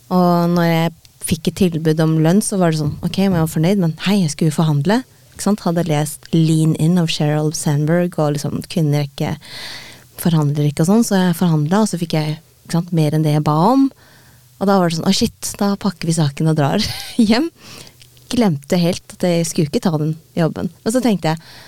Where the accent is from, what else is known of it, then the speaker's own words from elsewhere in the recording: Norway; fra Norge